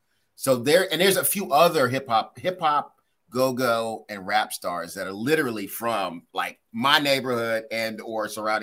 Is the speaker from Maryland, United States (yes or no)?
yes; District Heights, Maryland, United States; I grew up in District Heights. My parents still live in District Heights to this very day.